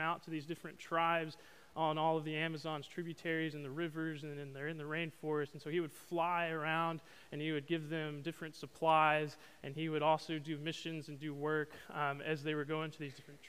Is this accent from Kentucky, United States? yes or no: no; Arkansas, United States; moved away as an adult; now in Beaumont, United States; I'm from Arkansas